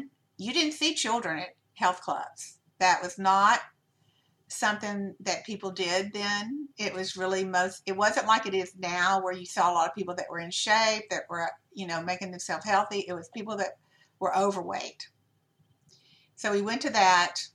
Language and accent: English; Louisiana, United States; I'm from Louisiana